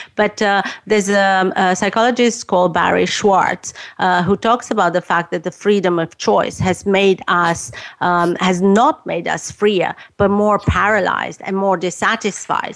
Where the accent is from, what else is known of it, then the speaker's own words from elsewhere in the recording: Romania; moved away as an adult; I was growing up in Romania